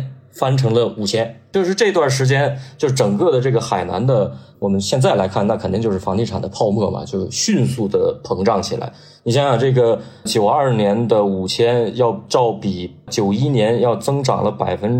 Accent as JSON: {"language": "Chinese", "region": "Northeast China", "country": "China", "said": "我是东北人嘛"}